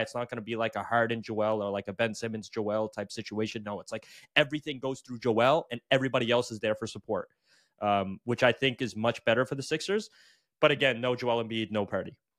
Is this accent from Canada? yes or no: yes; Canada; I am Canadian